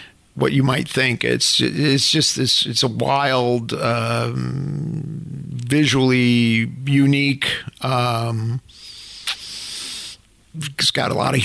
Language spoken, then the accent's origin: English; Chicago, Illinois, United States; moved away; I came from the South Side of Chicago